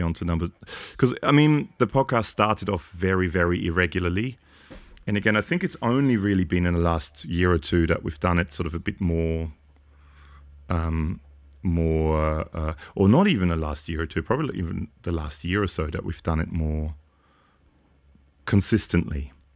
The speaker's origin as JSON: {"language": "English", "country": "Austria", "tie": "born or raised there", "moved": "yes", "said": "I grew up in Austria"}